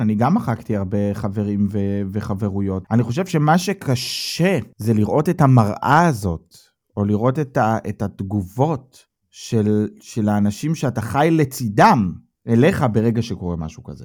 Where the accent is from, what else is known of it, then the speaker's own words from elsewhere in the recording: Israel; now in Germany; אנחנו בתור ישראלים